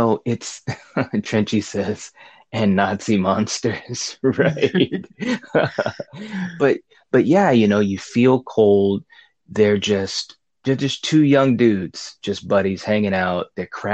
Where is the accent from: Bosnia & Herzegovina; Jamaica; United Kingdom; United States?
United Kingdom; England; Sorry, but I'm English.